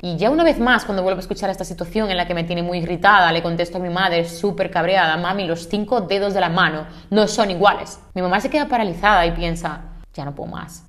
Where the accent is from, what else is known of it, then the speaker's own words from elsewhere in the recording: Santiago de los Caballeros, Santiago, Dominican Republic; moved away as an adult; also born or lived in Santo Domingo, Dominican Republic; now in Spain; yo soy de Santiago, de República Dominicana